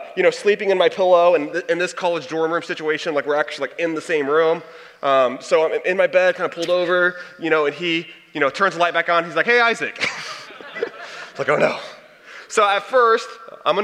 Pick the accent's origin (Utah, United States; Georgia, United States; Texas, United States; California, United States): Texas, United States; I'm from Texas